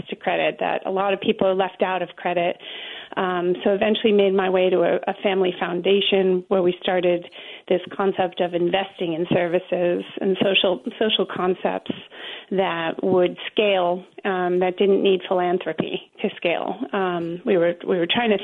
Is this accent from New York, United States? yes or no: yes; New York, United States; I'm from New York